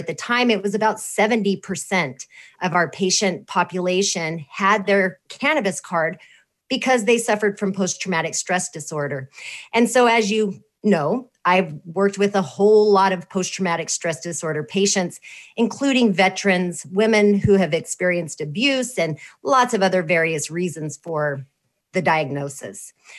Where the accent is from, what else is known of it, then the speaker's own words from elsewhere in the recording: New Mexico, United States; And I come from New Mexico